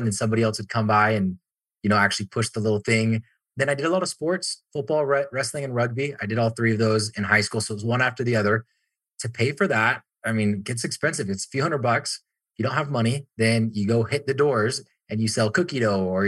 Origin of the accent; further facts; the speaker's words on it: Orem, Utah, United States; I'm just up the street in Pleasant Grove, but I grew up in Orem, so even closer